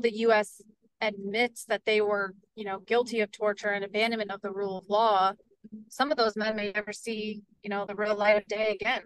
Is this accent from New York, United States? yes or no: yes; Port Jervis, New York, United States; I am on council in the city of Port Jervis, and that's my hometown.